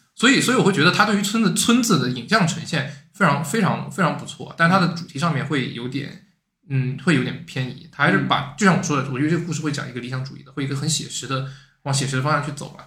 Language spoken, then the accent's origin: Chinese; Hanzhong, Shaanxi, China; 我老家在汉中，汉中的村里面